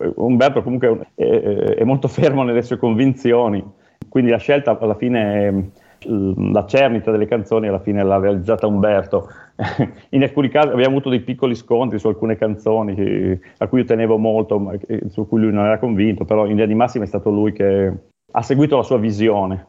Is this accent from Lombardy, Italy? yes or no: no; Piedmont, Italy